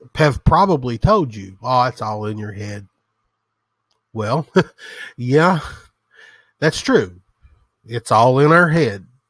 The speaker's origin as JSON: {"language": "English", "region": "the South", "country": "United States", "said": "as you can tell from the sound of my voice, I am from the South. I'm a hillbilly, proud of it"}